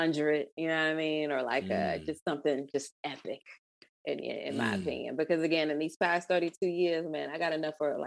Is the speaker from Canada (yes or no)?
no; Ghana; moved away; also born or lived in Atlanta, Georgia, United States / United States; I'm West African. I'm from Ghana